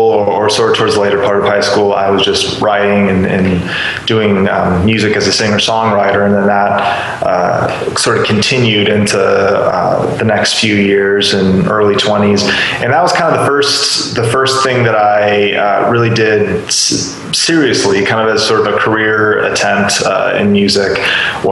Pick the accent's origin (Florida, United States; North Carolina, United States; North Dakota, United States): North Dakota, United States; Fargo; now in Nashville, United States; I actually grew up on the border of North Dakota and Minnesota. I'm actually from Fargo, North Dakota.